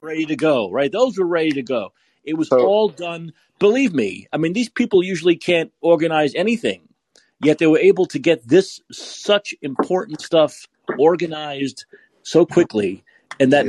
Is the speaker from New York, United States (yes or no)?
yes; New York City, New York, United States; now in San Francisco, United States; I'm from New York, I'm from Brooklyn.